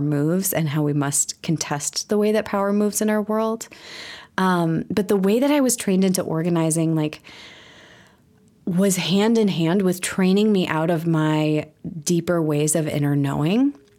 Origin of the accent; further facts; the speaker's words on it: Milwaukee, Wisconsin, United States; also born or lived in Chicago; I'm from Milwaukee